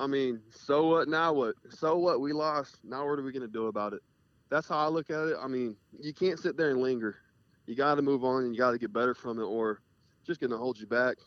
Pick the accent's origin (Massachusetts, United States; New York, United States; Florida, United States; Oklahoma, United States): Florida, United States; Jacksonville; moved away as an adult; also born or lived in Colorado; now in Kentucky, United States; so I'm from North Florida in Jacksonville, and I just lived the last five years in South Florida. So been there my whole life